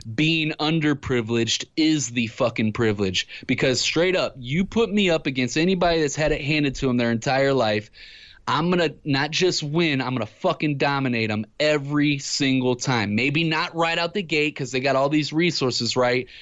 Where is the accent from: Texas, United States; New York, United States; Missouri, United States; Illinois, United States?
Missouri, United States; Ferguson; I grew up in Ferguson, Missouri